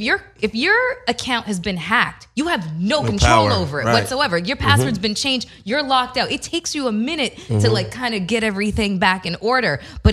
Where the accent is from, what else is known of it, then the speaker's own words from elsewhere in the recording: Canada; I'm Canadian.